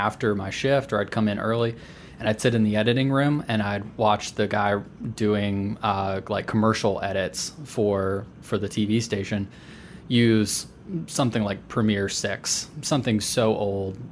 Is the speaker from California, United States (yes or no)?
no; Eastern North Carolina, United States; Eastern North Carolina. This was Nash, Edgecombe, and Wilson counties.